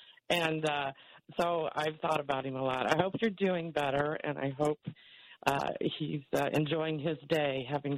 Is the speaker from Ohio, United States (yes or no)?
yes; Lima, Ohio, United States; I'm from Lima, Ohio, and you know how to pronounce it.